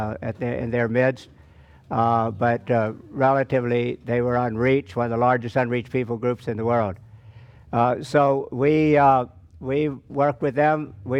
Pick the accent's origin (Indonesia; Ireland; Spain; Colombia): Indonesia; I'm being from Indonesia, as opposed to Brother Elijah, who stirred us up.